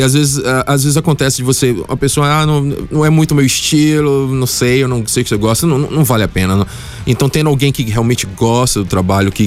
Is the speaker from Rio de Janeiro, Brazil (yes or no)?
no; Bahia, Brazil; now in Luxembourg; na Bahia, de onde, de onde eu venho